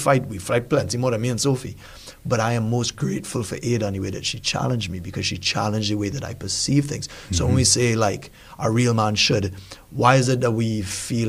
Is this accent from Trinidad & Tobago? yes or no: yes; Trinidad & Tobago; I'm a Trinidadian